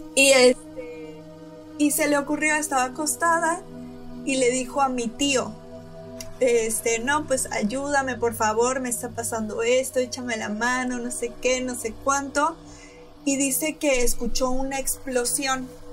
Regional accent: Veracruz, Mexico; yo soy de Veracruz

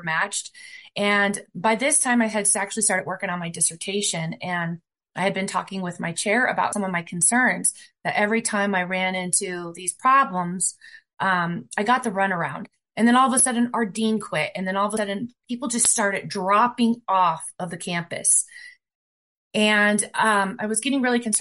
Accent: Fort Collins, Colorado, United States; I am from the Fort Collins, Colorado area, 60 miles away

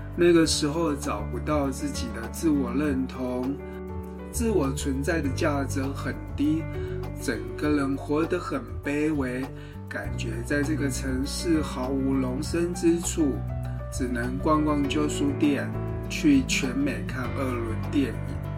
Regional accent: Tainan, Taiwan; moved away; 我是一九七五年出生， 八零年代跟九零年代初期，在台南度过我的童年跟青春期

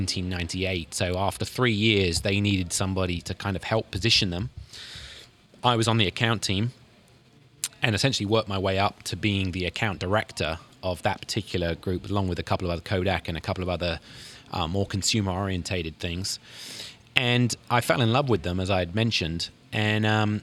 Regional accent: London, United Kingdom; moved away as an adult; now in St. Louis, United States; I grew up basically in London

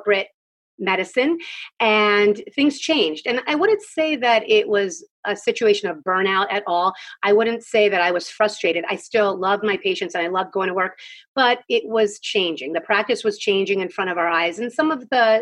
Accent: Philadelphia, Pennsylvania, United States; moved away as an adult; now in Southern Maryland, United States; I grew up in Philadelphia.

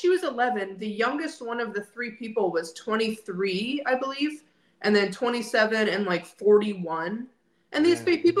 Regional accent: South Dakota, United States; moved away; also born or lived in Indiana / Florida; were from my hometown in South Dakota.

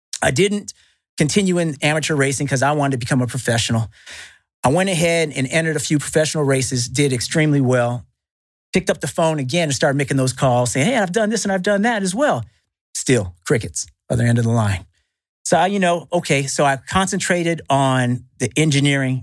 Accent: Northern California, United States; growing up in Northern California, there right by Silicon Valley

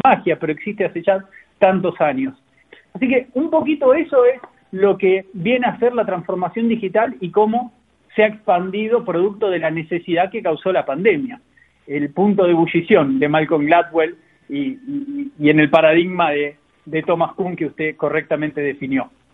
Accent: Argentina; now in Chile; digo acá en Chile porque hoy estoy viviendo en Chile, yo soy argentino pero estoy acá

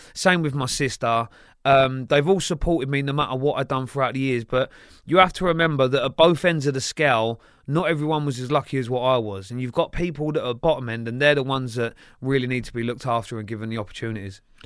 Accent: Sunbury, South East England, United Kingdom; also born or lived in Kingston upon Thames / Tolworth / Staines / Feltham; from there I went to the border of Sunbury and Feltham. And then that's where predominantly I grew up

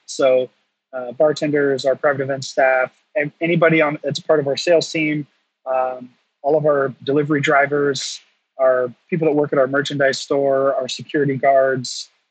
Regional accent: North Carolina, United States; I'm from North Carolina

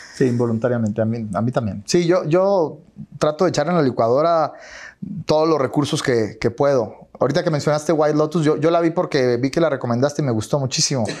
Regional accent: Chihuahua, Mexico; yo soy de Chihuahua

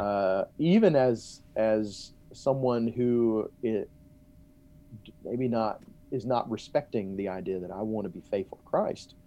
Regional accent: Montgomery, Alabama, United States; now in Texas, United States; I grew up in Mo-, Montgomery, Alabama

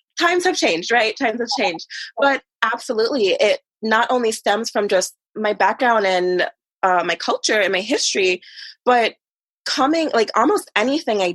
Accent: Jamaica; moved away; even back in Jamaica, there was like a certain class system

